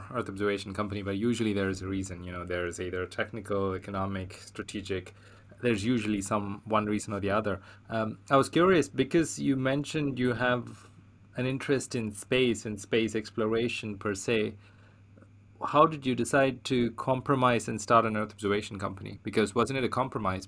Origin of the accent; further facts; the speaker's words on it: India; I'm from India as well.